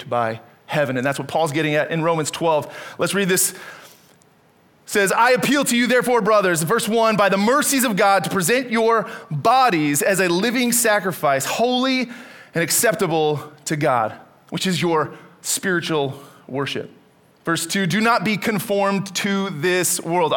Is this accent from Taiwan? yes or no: no; Canada; moved away as an adult; I was born and raised in Canada